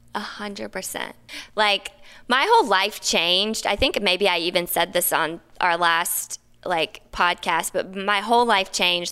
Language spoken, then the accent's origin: English; the South, United States; also born or lived in Napa / New York / Maine; now in Los Angeles, United States; I grew up in the South.